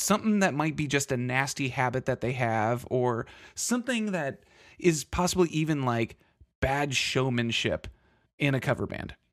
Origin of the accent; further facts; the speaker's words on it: Texas, United States; I'm from Texas